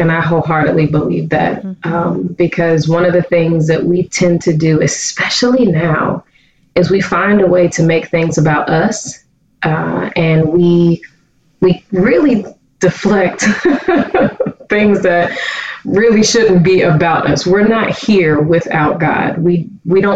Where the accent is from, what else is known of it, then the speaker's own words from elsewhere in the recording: Pittsburgh, Pennsylvania, United States; I am originally from Pittsburgh, Pennsylvania